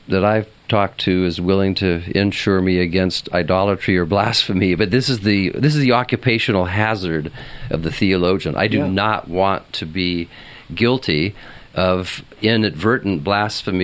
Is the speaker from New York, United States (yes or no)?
no; Southern California, United States; also born or lived in Santa Barbara; I'm Southern Californian.